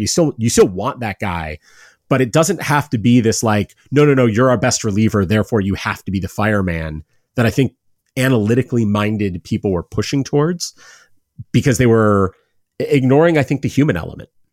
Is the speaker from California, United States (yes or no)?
no; Cleveland, Ohio, United States; I'm from Cleveland, I'm a Guardians fan